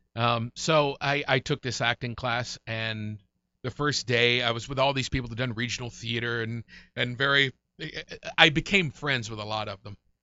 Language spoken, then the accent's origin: English; Murray, Kentucky, United States; also born or lived in Golden Pond, Kentucky; across the lake in Callaway County, outside of Murray, Kentucky, twelve miles from Murray